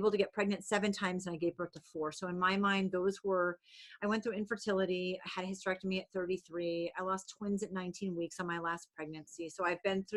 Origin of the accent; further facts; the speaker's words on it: New England, United States; I'm from New England. People in New England are really loud